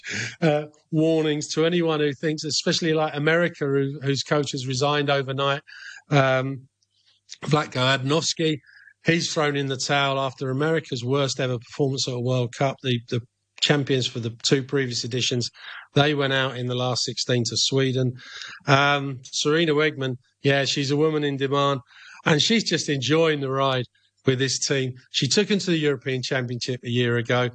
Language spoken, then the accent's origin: English; England, United Kingdom; now in Hong Kong; we're English